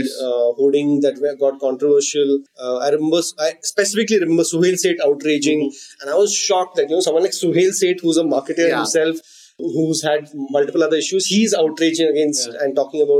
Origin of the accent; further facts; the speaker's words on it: North Karnataka, India; I grew up in North Karnataka where people use abusive language very frequently